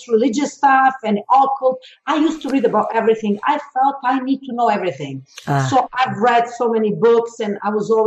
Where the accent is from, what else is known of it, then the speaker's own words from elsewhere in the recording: Belgrade, Serbia; being born in former Yugoslavia. I'm from Serbia, originally from Belgrade.